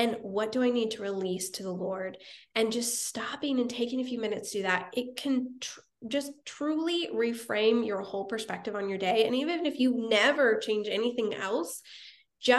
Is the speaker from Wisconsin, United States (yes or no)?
no; Wichita, Kansas, United States; moved away as an adult; also born or lived in Topeka, Kansas; now in Nashville, United States; I grew up in Kansas, originally from Wichita, Kansas